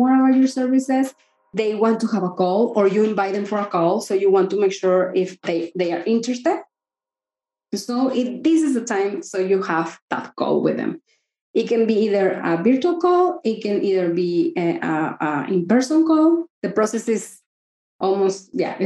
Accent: Mexico; I'm from Mexico and we don't talk about money

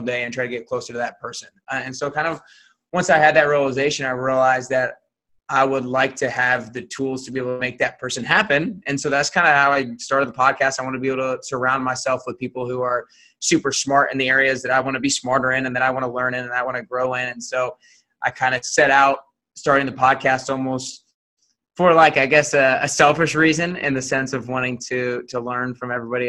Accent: Atlanta, Georgia, United States; moved away as an adult; now in Nashville, United States; I grew up in Atlanta, Georgia. Like you said, I currently live in Nashville, but I grew up in Atlanta

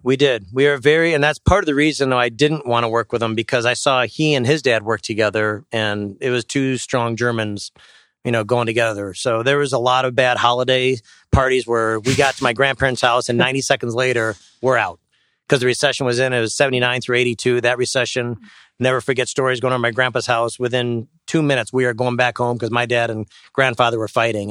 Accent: Sheboygan, Wisconsin, United States; I grew up in Sheboygan and went to Sheboygan North

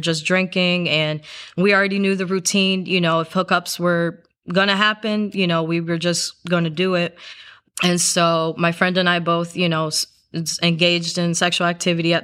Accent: South Carolina, United States; I grew up in South Carolina, so it's part of the Bible Belt.

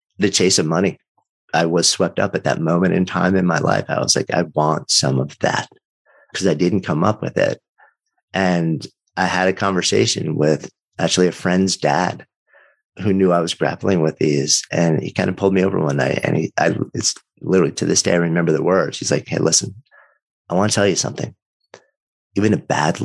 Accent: outside of New York, United States; I grew up outside of New York, but you know, around the city a bunch.

